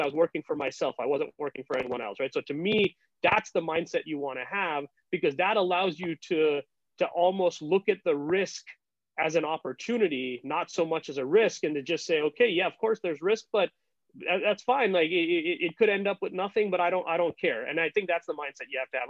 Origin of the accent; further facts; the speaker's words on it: India; moved away as an adult; also born or lived in United States; growing up in India